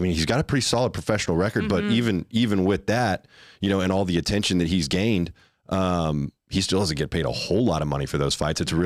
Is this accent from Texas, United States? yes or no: yes; Texas, United States; I was born in Texas. I was raised in Texas. I did live outside of Texas for a little while.